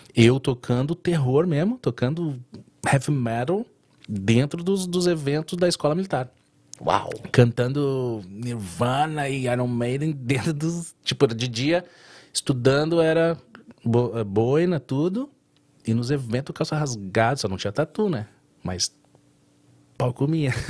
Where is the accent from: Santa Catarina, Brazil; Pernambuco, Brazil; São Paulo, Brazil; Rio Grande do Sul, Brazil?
Rio Grande do Sul, Brazil; São Borja; also born or lived in Porto Alegre; now in United States; eu vim do interior do Rio Grande do Sul. São Borja